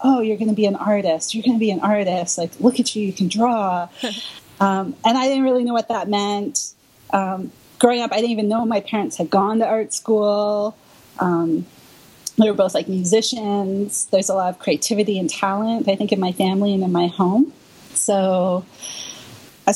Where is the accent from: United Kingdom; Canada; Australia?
Canada; now in Brooklyn, New York, United States; I'm originally from Canada